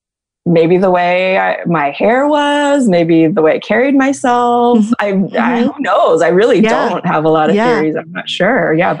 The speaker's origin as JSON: {"language": "English", "town": "Cupertino", "region": "California", "country": "United States", "tie": "born or raised there", "moved": "yes", "lives_now": "Los Angeles, United States", "said": "I was born and raised in the Bay Area of California, which is its own interesting subpart of the Asian American experience."}